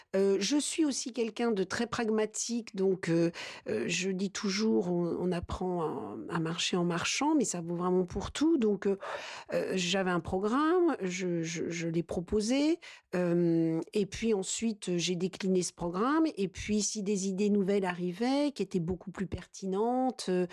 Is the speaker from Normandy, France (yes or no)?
no; La Châtre, Centre-Val de Loire, France; je suis née dans le sud du département, La Châtre